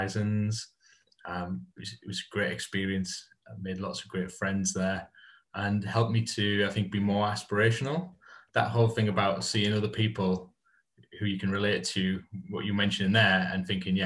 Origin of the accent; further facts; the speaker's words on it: Hartlepool, North East England, United Kingdom; I grew up in Hartlepool. So Teesside based, grew up in Hartlepool